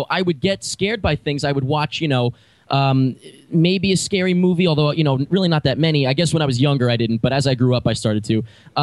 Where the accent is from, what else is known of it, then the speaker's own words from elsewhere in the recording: Long Island, New York, United States; I'm from Long Island, but I grew up there